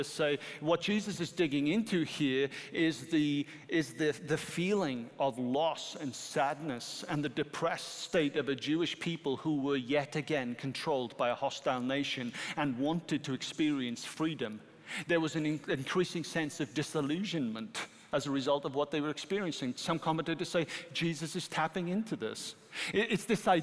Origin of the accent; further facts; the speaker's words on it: United Kingdom; I'm a British citizen